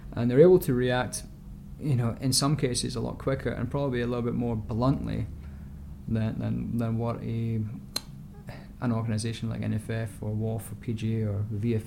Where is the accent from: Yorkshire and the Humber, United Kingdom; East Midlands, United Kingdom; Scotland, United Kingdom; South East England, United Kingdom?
Scotland, United Kingdom; moved away; I am Scottish